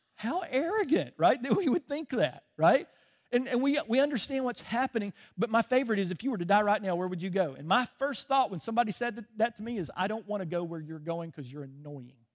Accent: Chicago, Illinois, United States; moved away; I was born in Chicago.

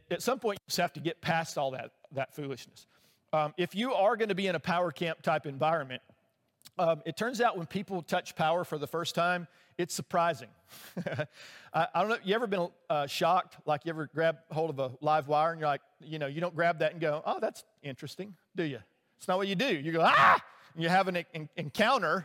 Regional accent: Alabama, United States; I grew up in Alabama

